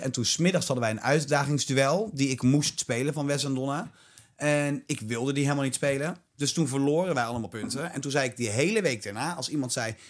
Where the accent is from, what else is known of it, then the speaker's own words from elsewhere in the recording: Ede, Gelderland, Netherlands; ik kom uit Ede